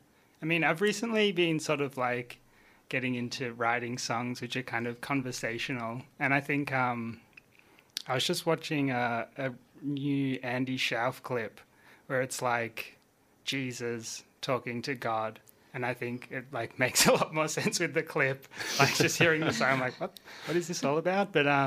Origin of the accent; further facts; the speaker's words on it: Phillip Island, Victoria, Australia; now in Melbourne, Australia; when I moved to Melbourne from Phillip Island, I was like finding out about all the great Melbourne music